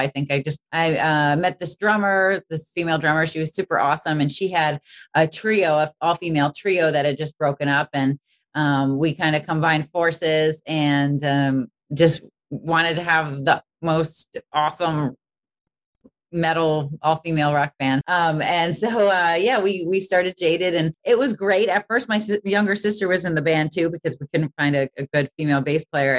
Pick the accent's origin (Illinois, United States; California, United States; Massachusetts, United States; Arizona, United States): Massachusetts, United States; Boston; I really wanted to go to Berklee growing up in Boston.